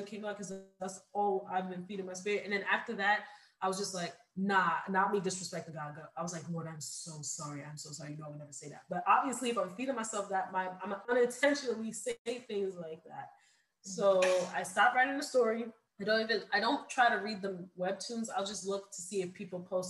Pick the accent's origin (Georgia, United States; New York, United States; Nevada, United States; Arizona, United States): New York, United States; New York City; I'm from New York City, so it gets really cold.